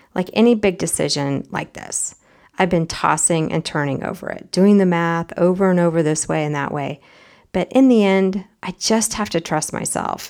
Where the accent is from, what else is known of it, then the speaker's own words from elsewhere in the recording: United States; As an American